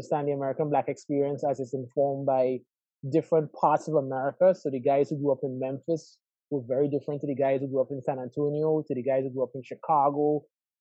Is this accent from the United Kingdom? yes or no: no; Trinidad & Tobago; moved away as an adult; also born or lived in Atlanta, Georgia; now in Miami, United States; I was born and raised in Trinidad and Tobago